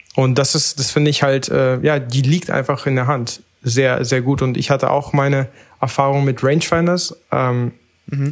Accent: Berlin, Germany; ich komme aus Berlin

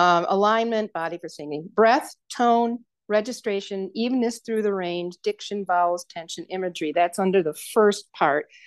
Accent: Saratoga Springs, New York, United States; moved away as an adult; also born or lived in Kansas / Albany, New York / Rochester, New York / Tiffin, Ohio; now in Colorado, United States; my hometown in western New York State Saratoga Springs

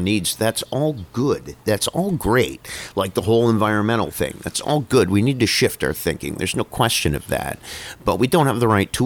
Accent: Niagara Falls, Ontario, Canada; I grew up in Niagara Falls

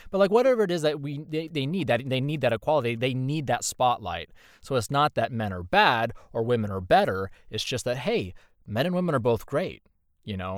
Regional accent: Indiana, United States; moved away as an adult; now in Texas, United States; I'm from Indiana, born and raised

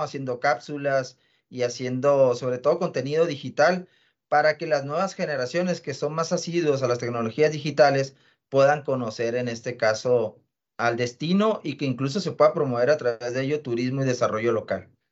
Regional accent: northern Mexico, Mexico; a nosotros como latinoamericanos y como mexicanos y norteños en particular

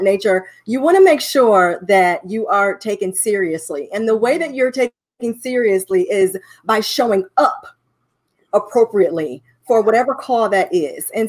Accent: Cleveland, Ohio, United States; now in Dallas, United States; We've been here for about 10 to 11 years. We've been enjoying our time here in Dallas, Texas. We are from Cleveland, Ohio.

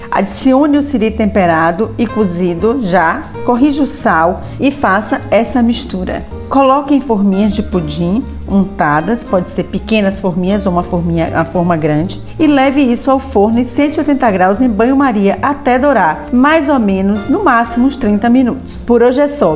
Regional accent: Bahia, Brazil; Eu, como boa baiana que sou

